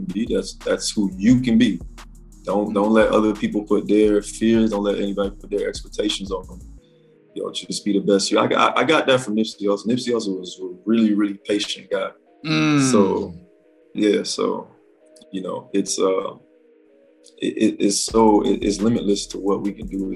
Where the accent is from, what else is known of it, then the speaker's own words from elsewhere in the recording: Miami, Florida, United States; moved away as an adult; also born or lived in Atlanta, Georgia; I'm from Miami